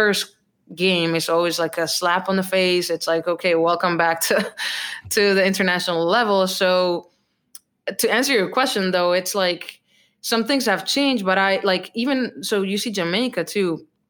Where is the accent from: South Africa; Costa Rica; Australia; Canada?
Costa Rica; English is a second language; moved away as an adult; now in Portland, United States; I was born and raised in Costa Rica, which I absolutely love my home country